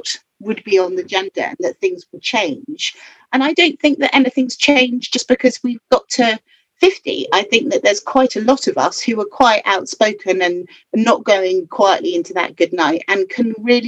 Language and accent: English; London, United Kingdom; I grew up in Soho, and my stepfather did a lot of counselling of patients